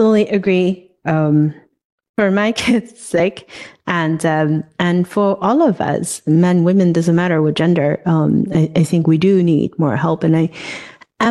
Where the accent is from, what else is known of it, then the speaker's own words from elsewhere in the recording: Hong Kong; moved away; I grew up in a very different society. Where I grew up in Hong Kong